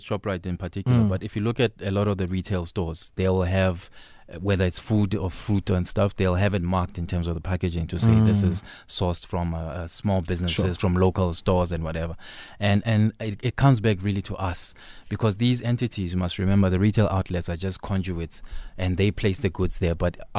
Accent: South Africa; as South African, as a general population

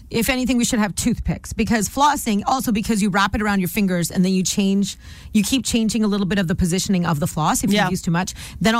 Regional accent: Nanaimo, British Columbia, Canada; now in Vancouver, Canada; So I'm from Nanaimo.

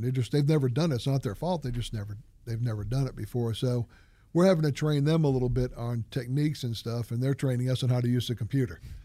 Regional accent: New England, United States; moved away; I grew up in New England when some of the houses are two hundred, two hundred and twenty years old

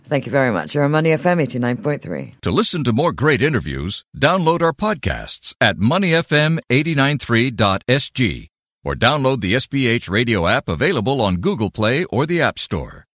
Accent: Singapore; As a Singaporean

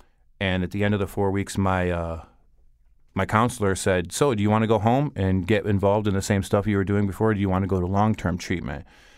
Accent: Bristol, Connecticut, United States; now in Hartford, United States; I grew up in Bristol, right where I work. And I went to Bristol Central High School. I graduated in 1997. And years later, I moved to the Hartford area, and I've lived here ever since.

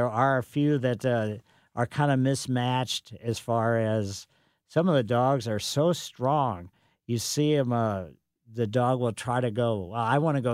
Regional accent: Ellisville, Missouri, United States; growing up in Ellisville, had quite a fun time with the beagles in our yard

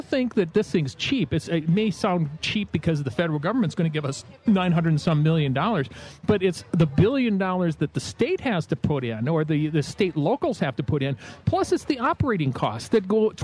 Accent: Minnesota, United States; born or raised there

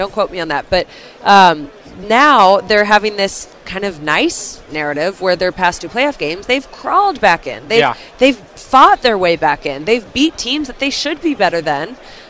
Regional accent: Kansas City, Missouri, United States; moved away as an adult; now in London, United Kingdom; I remember talking to people around Kansas City, and that's my hometown. Like, I'm very familiar with Arrowhead. I'm very familiar with Kansas City.

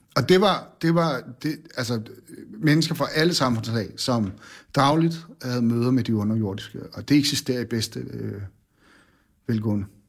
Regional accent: Bornholm, Capital Region of Denmark, Denmark; born or raised there; also born or lived in Randers

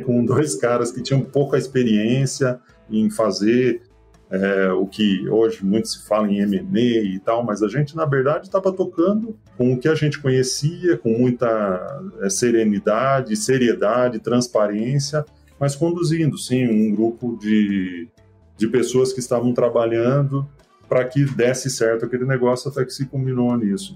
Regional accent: Mato Grosso, Brazil; also born or lived in Getúlio Vargas, Rio Grande do Sul / Passo Fundo, Rio Grande do Sul; eu nasci, veja só, no Rio Grande do Sul apesar de ter crescido no Mato Grosso

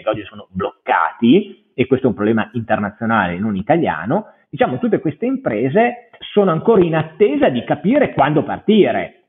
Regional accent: Parma, Emilia-Romagna, Italy; io sono originario di Parma

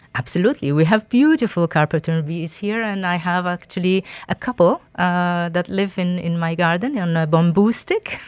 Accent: Algeria; moved away; I am originally from Algeria

